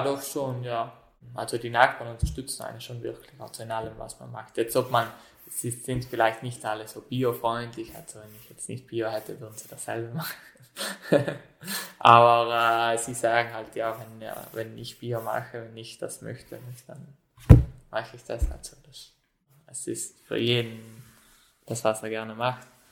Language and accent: German; South Tyrol, Trentino-Alto Adige, Italy; wohne, wohne schon seit meiner Kindheit hier am Hof